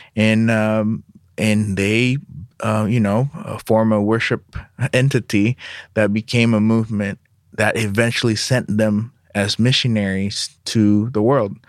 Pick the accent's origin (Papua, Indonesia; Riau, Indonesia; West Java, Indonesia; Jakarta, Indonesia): Jakarta, Indonesia; now in United States; My parents, uh, are Indonesians. I was born in Indonesia, in Jakarta